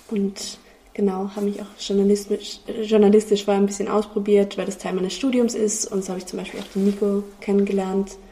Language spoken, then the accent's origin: German; Vienna, Austria; Und ich komme nicht aus Graz, ich komme aus Wien und habe an der Universität Wien Kommunikationswissenschaften äh, und Publizistik studiert